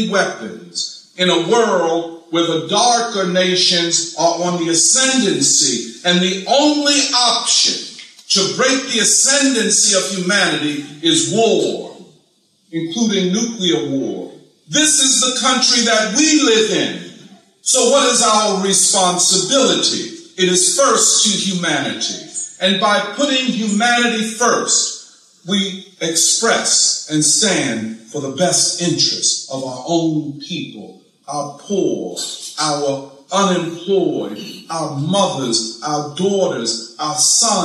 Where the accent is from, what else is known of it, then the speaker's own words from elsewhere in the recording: Philadelphia, Pennsylvania, United States; I'm from Philadelphia.